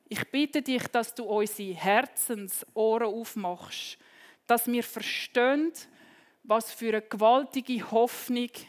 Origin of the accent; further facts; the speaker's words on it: Switzerland; Also wenn wir als Schweizer ein Tunnel sprengen, dann werden Dynamitstäbe rein und entzündet